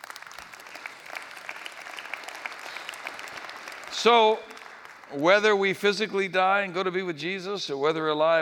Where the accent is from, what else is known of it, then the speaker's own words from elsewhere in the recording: New England, United States; moved away; when I was growing up in New England, I never got out of New England